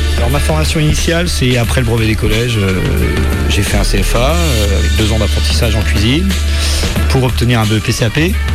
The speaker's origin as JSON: {"language": "French", "town": "Saint-Malo", "region": "Brittany", "country": "France", "tie": "born or raised there", "also_born_or_lived": "England / Angers", "moved": "as an adult", "said": "j'ai eu mon premier poste dans ma ville natale"}